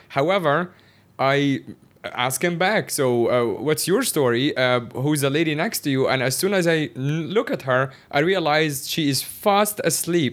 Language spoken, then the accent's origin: English; Cairo, Cairo Governorate, Egypt; moved away as an adult; also born or lived in Shanghai, China / Northeast China; now in Hong Kong; my entire life, I grew up in Cairo is, like, the capital of Egypt